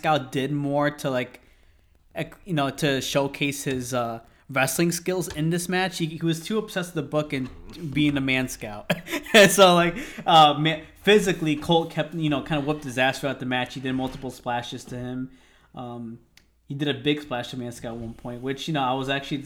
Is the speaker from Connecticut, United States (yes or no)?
yes; Connecticut, United States; we're from Connecticut